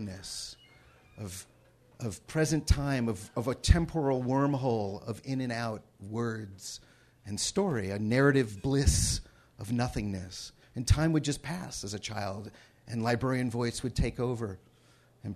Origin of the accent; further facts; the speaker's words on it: Cleveland Heights, Ohio, United States; when I was growing up in Cleveland Heights, Ohio